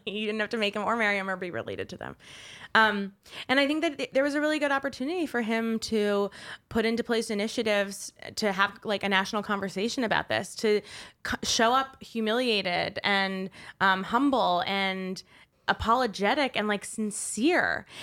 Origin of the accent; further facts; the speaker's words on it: Westchester, New York, United States; I'm from Westchester, New York